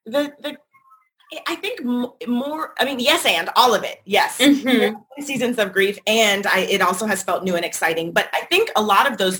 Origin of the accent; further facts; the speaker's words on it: North Carolina, United States; moved away as an adult; also born or lived in Washington, District of Columbia, United States / Brooklyn / Los Angeles; I left college, which was in my home state, North Carolina